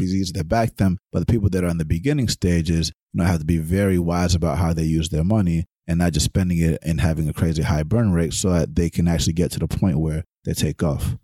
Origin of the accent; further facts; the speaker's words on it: Atlanta, Georgia, United States; growing up in Atlanta